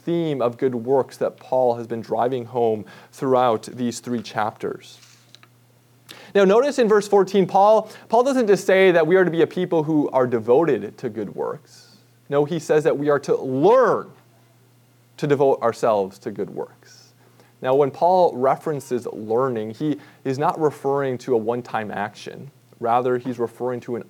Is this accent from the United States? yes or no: yes; Minnesota, United States; growing up in Minnesota, my dad did and still does tap his own maple trees every spring